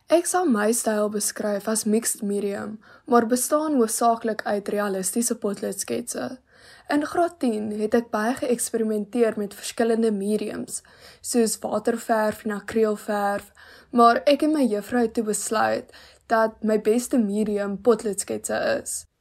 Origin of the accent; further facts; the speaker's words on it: Malmesbury, Western Cape, South Africa; ek is van Mamesbroek